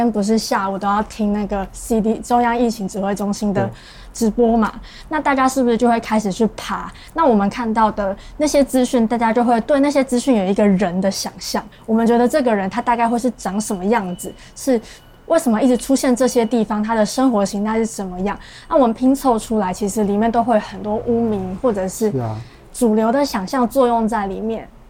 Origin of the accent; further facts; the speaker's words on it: Taipei, Taiwan; now in Kaohsiung, Taiwan; 但我家确实是在我老家，真的在万华附近。